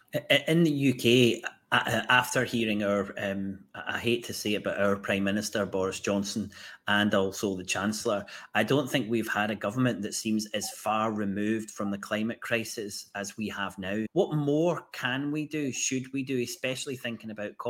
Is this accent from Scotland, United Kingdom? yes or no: yes; Glasgow, Scotland, United Kingdom; my hometown of Glasgow.